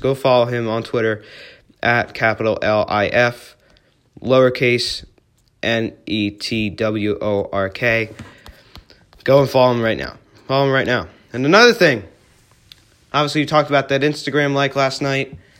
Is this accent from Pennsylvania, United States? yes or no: yes; Philadelphia, Pennsylvania, United States; I'm from Philly